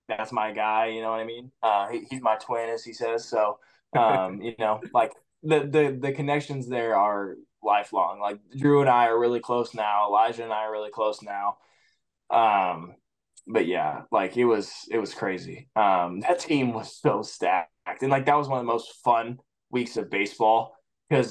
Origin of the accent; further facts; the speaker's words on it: Indiana, United States; I'm from Indiana